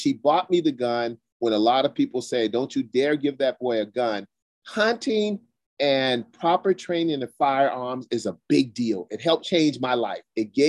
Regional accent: South Carolina, United States; I'm from South Carolina, Geechee's former slaves.

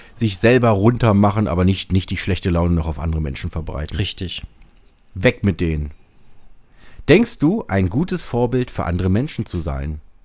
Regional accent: Braunschweig, Lower Saxony, Germany; hier bei uns in Braunschweig

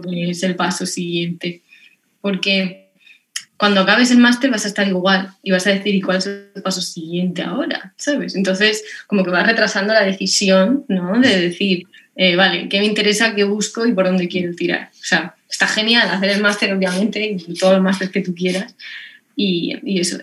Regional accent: Lorca, Region of Murcia, Spain; yo soy murciana, soy de Lorca

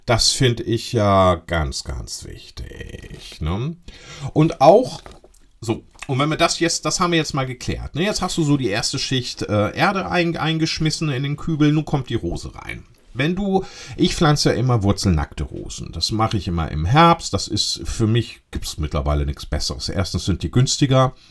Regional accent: Lower Saxony, Germany; so hießen die bei uns in Ostfriesland, Pülschepott.

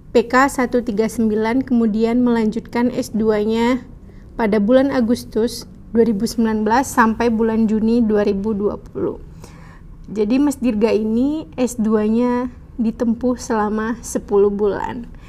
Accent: Indonesia; kita dari Indonesia

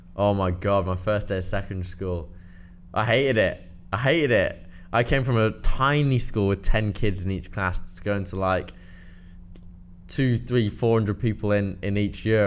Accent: Cheshire, North West England, United Kingdom; I'm from Cheshire, so it was a very small primary school

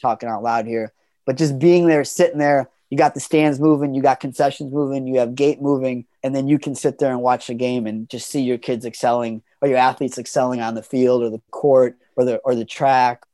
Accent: Chicago western suburbs, Illinois, United States; moved away as an adult; also born or lived in Boston; I actually was lucky enough to end up teaching in Chicago, where, you know, I grew up in the Western suburbs, and so I was close to home

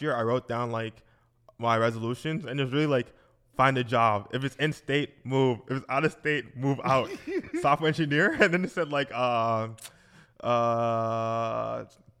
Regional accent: Nigeria; I'm Nigerian

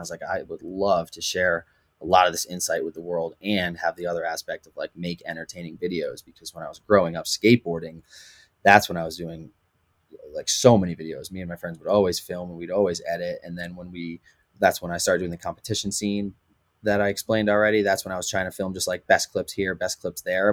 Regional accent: Connecticut, United States; moved away; I'm actually from the East Coast, um, from Connecticut

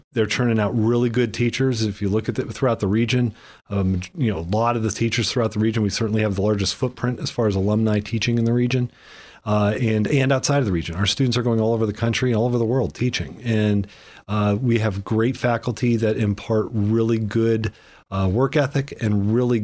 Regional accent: Millcreek, Pennsylvania, United States; I grew up in Mill Creek

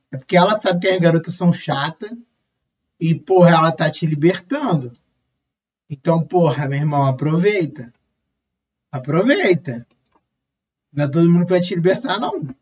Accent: Rio de Janeiro, Brazil; porque eu sou carioca, né?

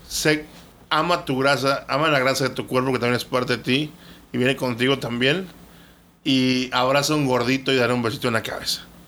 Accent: Mexico; Nosotros como mexicanos

